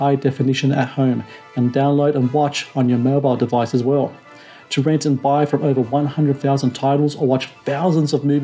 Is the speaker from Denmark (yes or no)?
no; Australia; I was born in Australia. I was educated here.